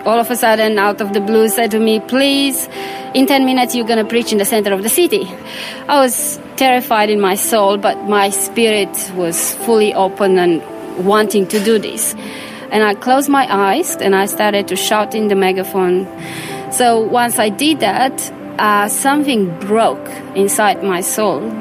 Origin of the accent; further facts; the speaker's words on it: Romania; So, born in Romania, bred in Romania. Yeah, I was born in Romania um, during communism